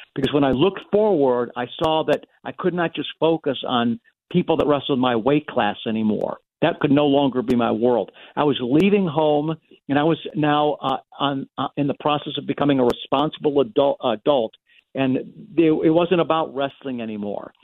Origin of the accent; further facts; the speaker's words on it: United States; as an American